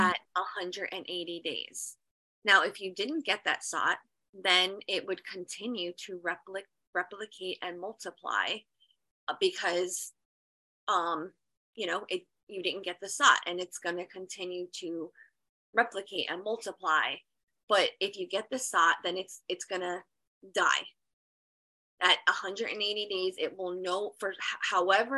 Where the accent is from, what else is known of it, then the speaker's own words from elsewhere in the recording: New Jersey, United States; I'm from New Jersey, and I actually go to the Genesis Center in Georgia